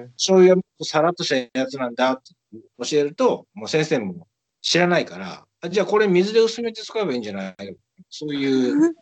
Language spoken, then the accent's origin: Japanese; Kobe, Hyogo, Japan; 自分、自分神戸出身